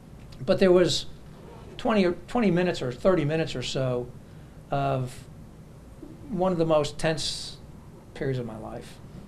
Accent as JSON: {"language": "English", "town": "New York City", "region": "New York", "country": "United States", "said": "New York, originally."}